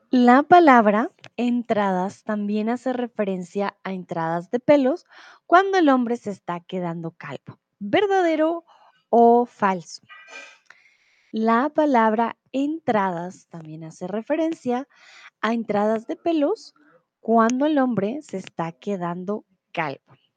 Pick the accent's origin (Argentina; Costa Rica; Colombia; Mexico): Colombia; soy de Colombia